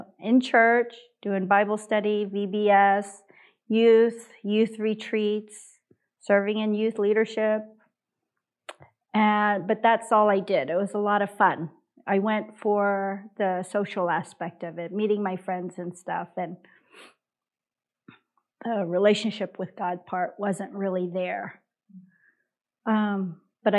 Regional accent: United States; I'm Korean American.

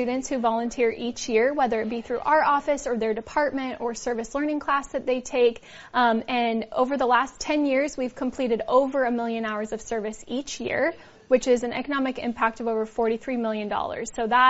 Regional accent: Fresno, California, United States; my husband and I are both born and raised in Fresno.

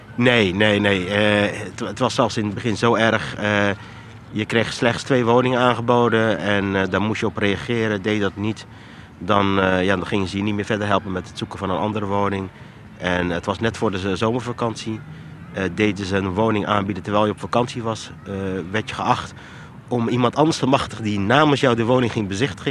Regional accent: Rotterdam, South Holland, Netherlands; also born or lived in Morocco; Geboren in Marokko, getogen in Rotterdam. Vanaf baby, dus ik was een jaar toen ik naar Nederland toe kwam.

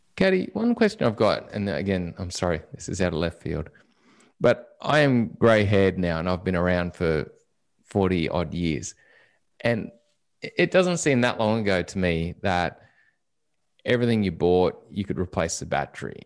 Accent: Australia

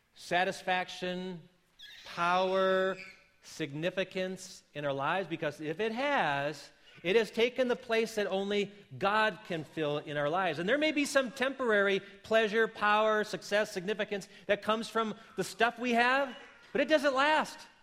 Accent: Wisconsin, United States; moved away; I come from the land of yellow cheese and mellow breeze. And so you would think less of me if I would not stay true to my home state

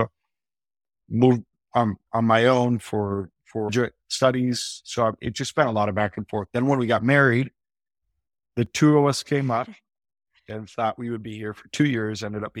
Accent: Argentina; also born or lived in Wisconsin, United States; So as a missionary kid, you know, I was born in Wisconsin. And then my parents felt the call to go down to Argentina as missionaries.

